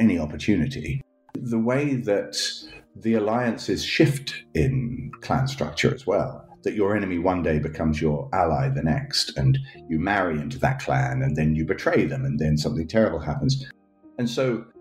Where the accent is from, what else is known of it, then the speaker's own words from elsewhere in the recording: United Kingdom; also born or lived in Scotland / England; growing up in Scotland and England